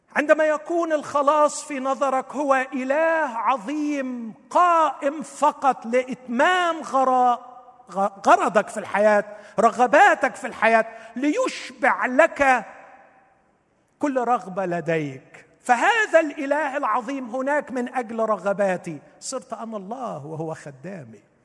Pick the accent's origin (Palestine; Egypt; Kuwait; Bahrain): Egypt